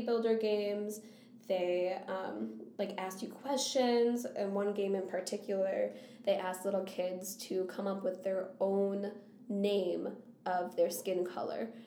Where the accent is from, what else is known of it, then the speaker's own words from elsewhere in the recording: Scandia, Minnesota, United States; also born or lived in Bogota, Colombia / Wisconsin; they brought me to Scandia, Minnesota